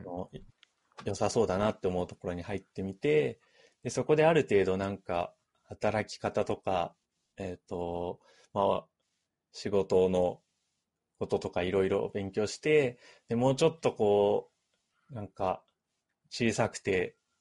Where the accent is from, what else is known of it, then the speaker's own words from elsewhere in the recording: Ibaraki, Japan; now in Tokyo, Japan; 僕も結構茨城出身